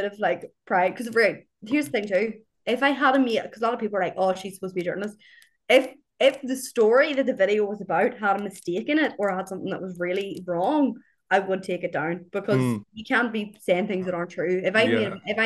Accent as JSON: {"language": "English", "country": "Ireland", "said": "as Irish people"}